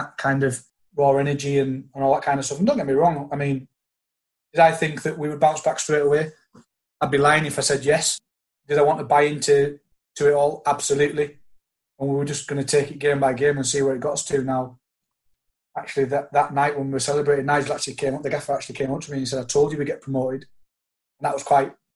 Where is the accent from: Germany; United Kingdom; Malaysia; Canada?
United Kingdom; the Lakes, North West England; I was from the Lakes